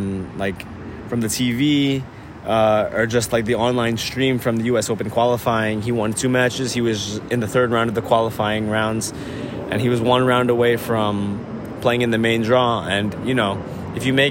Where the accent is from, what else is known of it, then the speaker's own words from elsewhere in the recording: New York City, New York, United States; tennis players growing up in New York City